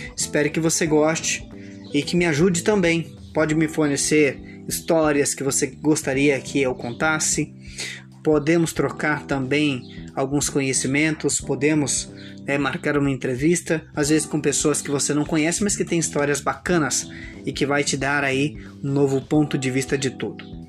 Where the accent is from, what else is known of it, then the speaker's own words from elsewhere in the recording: São Gabriel do Oeste, Mato Grosso do Sul, Brazil; sou de São Gabriel do Oeste, Mato Grosso do Sul, Brasil, a região Centro-Oeste